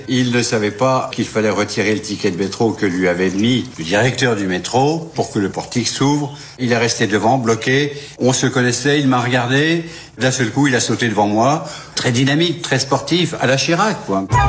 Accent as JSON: {"language": "French", "country": "Germany", "second_language": "French", "moved": "yes", "said": "je suis allemande"}